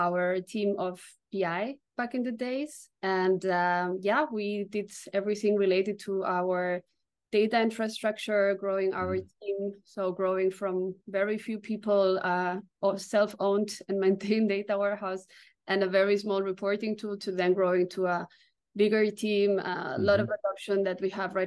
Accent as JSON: {"language": "English", "town": "Barcelona", "region": "Catalonia", "country": "Spain", "moved": "yes", "lives_now": "Berlin, Germany", "said": "I'm originally from Barcelona in Spain, but located in Berlin for a long time."}